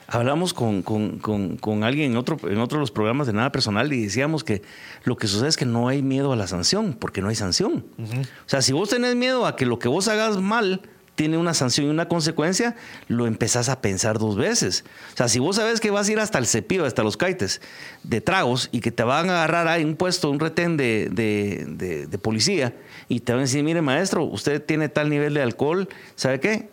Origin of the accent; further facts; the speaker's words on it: Guatemala; somos bien los guatemaltecos